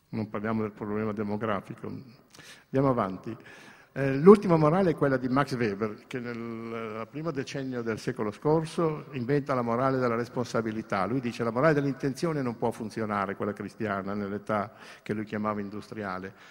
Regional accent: Greece; anche io che sono greco ho una cultura cristiana nel fondo della mia anima

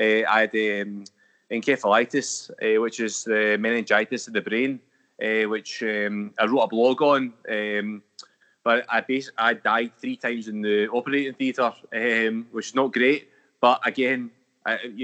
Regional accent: Glasgow, Scotland, United Kingdom; also born or lived in London; I was born in London, but I've lived most of my life in Glasgow

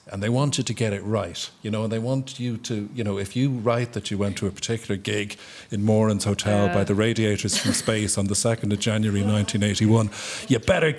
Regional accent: Dublin, Leinster, Ireland; I grew up in Dublin the late 1970s and 80s

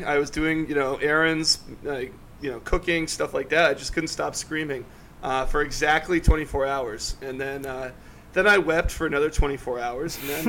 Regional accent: Durham, North Carolina, United States; here in Durham

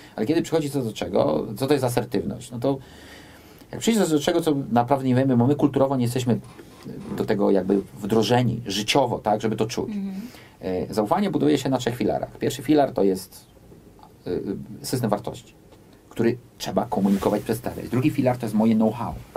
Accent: United States; moved away; ja też się wychowałem w Stanach Zjednoczonych

